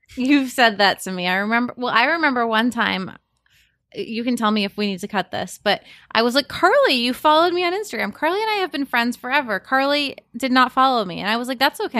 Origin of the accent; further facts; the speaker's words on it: Cape Cod, Massachusetts, United States; I'm from Cape Cod